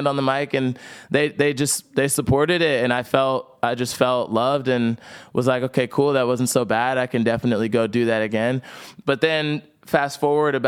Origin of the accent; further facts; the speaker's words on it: New Jersey, United States; I grew up in South Jersey